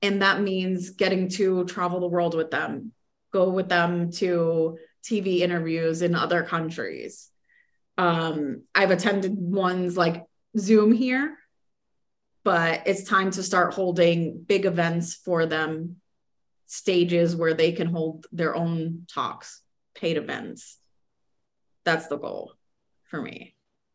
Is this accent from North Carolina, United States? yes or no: no; New York, United States; now in Florida, United States; growing up in New York and now living in Florida